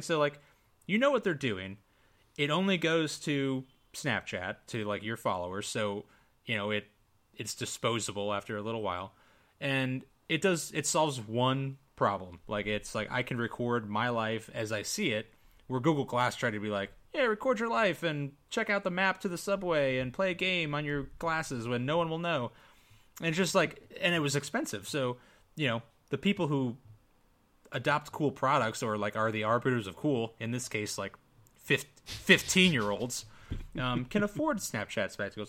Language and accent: English; United States; I'm definitely American, white